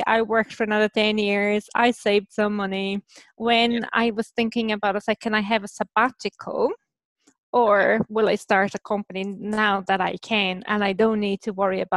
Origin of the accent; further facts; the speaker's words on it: Brazil; moved away as an adult; also born or lived in Germany / London, United Kingdom; now in Ireland; I was born in Brazil, and so I did my undergrad in between Brazil and Germany, and then I moved to the UK, to London